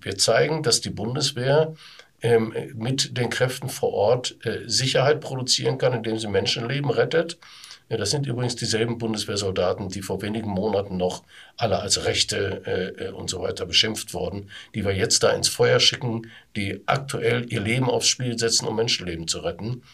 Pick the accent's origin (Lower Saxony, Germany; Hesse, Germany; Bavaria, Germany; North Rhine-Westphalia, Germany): North Rhine-Westphalia, Germany; Duisburg; im Duisburger Norden, in meiner Heimatstadt